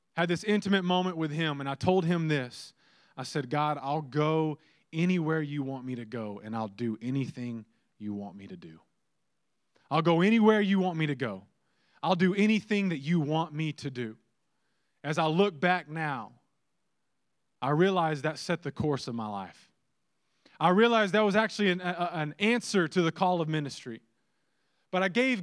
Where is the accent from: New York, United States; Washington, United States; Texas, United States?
Texas, United States; Lampasas; I'm originally from Lampasas, Texas